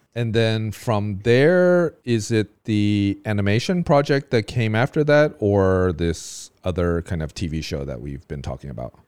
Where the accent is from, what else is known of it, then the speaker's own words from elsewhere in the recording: California, United States; now in Taiwan; I grew up in California